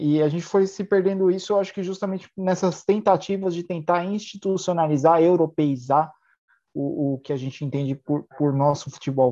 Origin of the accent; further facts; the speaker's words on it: Brazil; ainda mais somos um país colonizado